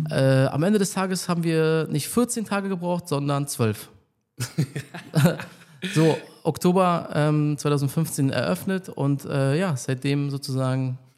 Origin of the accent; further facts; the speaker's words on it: Berlin, Germany; ähm, bin aus Berlin, also ich bin hier aufgewachsen, ich bin seit äh, äh hier.